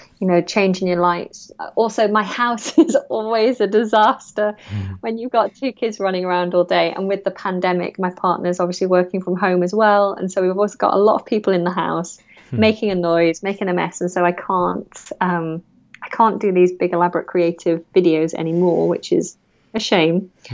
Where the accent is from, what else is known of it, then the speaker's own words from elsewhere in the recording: North West England, United Kingdom; accent: northern; And I lost my northern accent. So I'm a Lancashire girl. And through the process of drama school, I kind of changed my accent.